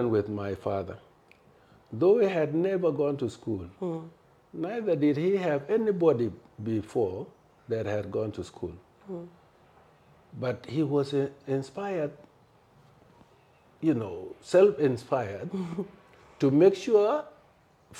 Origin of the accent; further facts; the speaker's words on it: South Sudan; moved away; also born or lived in Khartoum / Nigeria; I was born in a village called Tonarepin